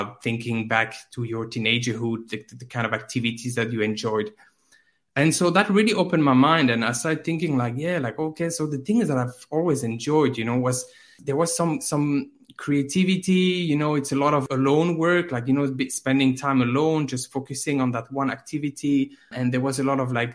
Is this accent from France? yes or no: yes; France; now in Finland; I live in Finland, but I'm from France